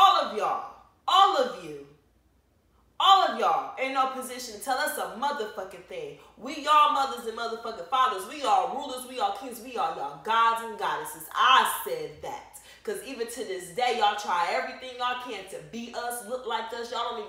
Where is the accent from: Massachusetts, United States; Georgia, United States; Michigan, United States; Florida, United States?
Georgia, United States; Decatur; born there; I'm black, and as far as I know, I was born in Decatur, Georgia.